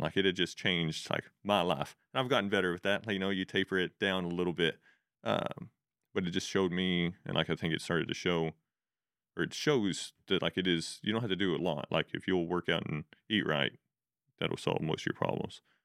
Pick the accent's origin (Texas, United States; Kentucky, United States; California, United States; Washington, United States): Texas, United States; Spring Lake; originally I grew up in a place called Spring Lake. Uh, it's way up, like, pretty, not quite the panhandle of Texas